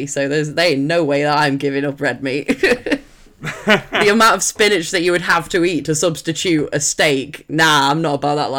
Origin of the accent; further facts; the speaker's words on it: Sheffield, Yorkshire and the Humber, United Kingdom; I'm from Sheffield.